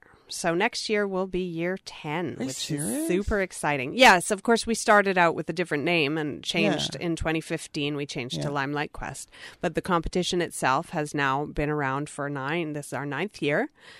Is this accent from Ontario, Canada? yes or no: no; Penny, British Columbia, Canada; now in Vancouver, Canada; I live in Vancouver now, but I am originally from the Prince George area, from Penny.